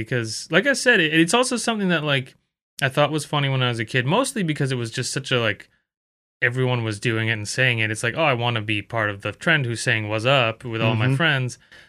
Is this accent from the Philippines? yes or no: yes; Philippines; I'm actually Filipino, man.